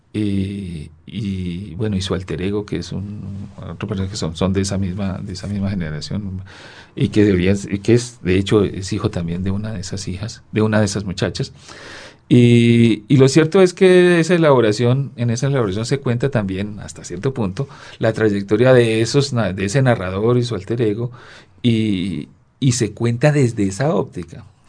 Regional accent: Chocó, Colombia; moved away; Yo pasé mi infancia en el Chocó

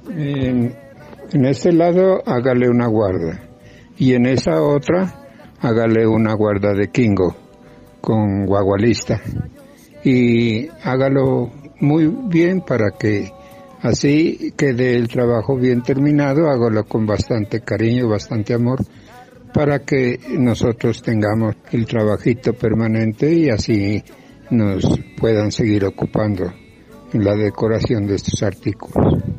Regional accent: Pasto, Nariño, Colombia; somos muy representativos de nuestra región, tanto Nariño, Pasto, Colombia

